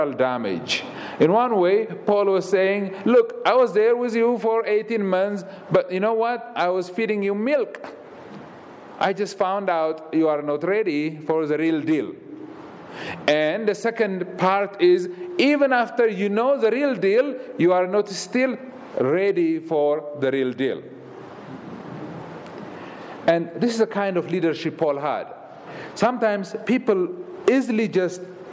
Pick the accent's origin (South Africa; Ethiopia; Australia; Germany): Ethiopia; moved away as an adult; I'm from Ethiopia